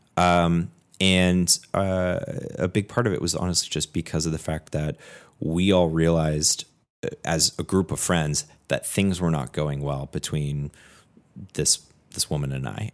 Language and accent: English; California, United States; moved away as an adult; also born or lived in Washington State; I went to college in Washington State, and then I was from California